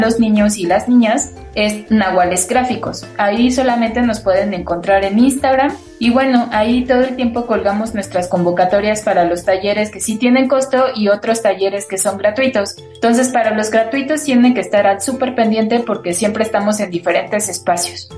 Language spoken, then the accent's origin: Spanish; Mexico; nuestra propia cultura como mexicanos